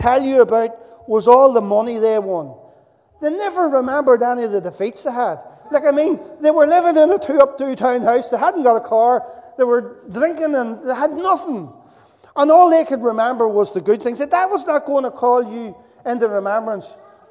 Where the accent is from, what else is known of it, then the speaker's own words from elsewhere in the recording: Northern Ireland, United Kingdom; moved away; also born or lived in Dundalk; I was growing up in Northern Ireland